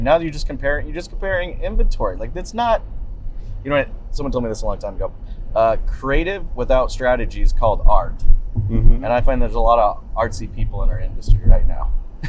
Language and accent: English; Boise, Idaho, United States; born there; also born or lived in Canada; I was born in Boise, Idaho.